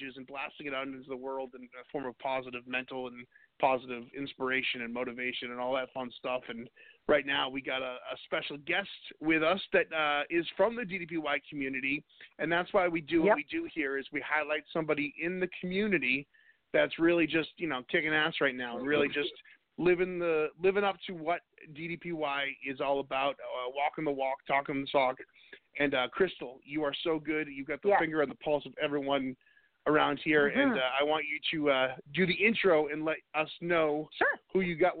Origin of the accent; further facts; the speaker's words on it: New England, New Hampshire, United States; moved away as an adult; now in Raleigh, United States; I'm from New England, and I moved down south to Raleigh, North Carolina about 5 years ago